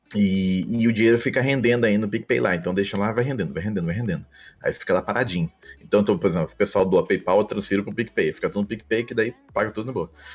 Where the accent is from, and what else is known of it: São José dos Campos, São Paulo, Brazil; born or raised there; accent: interior paulista; moved away as an adult; also born or lived in Belém, Pará; now in Rio de Janeiro, Brazil